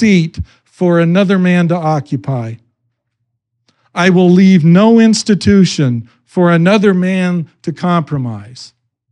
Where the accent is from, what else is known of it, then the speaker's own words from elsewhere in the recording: Idaho, United States; I grew up in Idaho